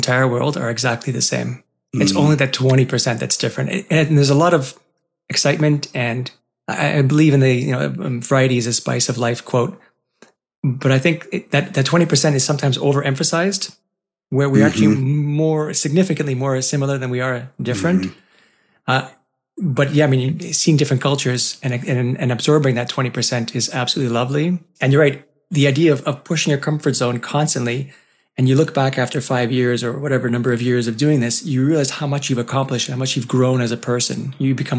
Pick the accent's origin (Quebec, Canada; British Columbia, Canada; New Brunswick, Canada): Quebec, Canada; Montreal; I was born and raised in Montreal